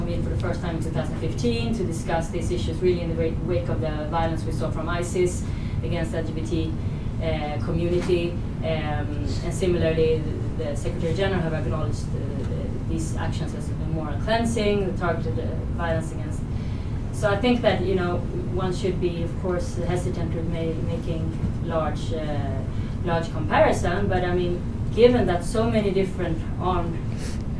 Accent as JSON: {"language": "English", "country": "Sweden", "said": "I'm from Sweden"}